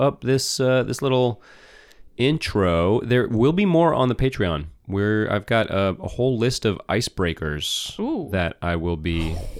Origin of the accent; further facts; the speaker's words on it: California, United States; born there; yes, I was born in 1989 in California.